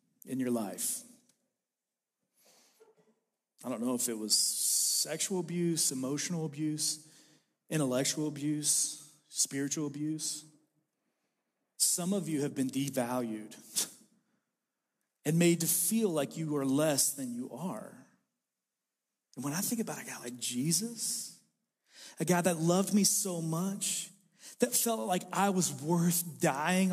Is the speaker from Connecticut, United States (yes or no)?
no; Sulphur, Kentucky, United States; I was raised in a place called Sulphur, Kentucky.